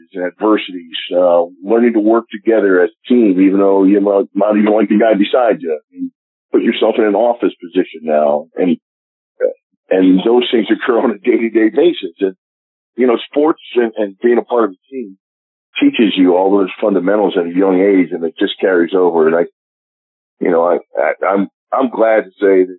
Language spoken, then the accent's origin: English; Philadelphia, Pennsylvania, United States; moved away as an adult; also born or lived in Pittsburgh; now in Kansas City, United States; I'm going to be back in my hometown of Philadelphia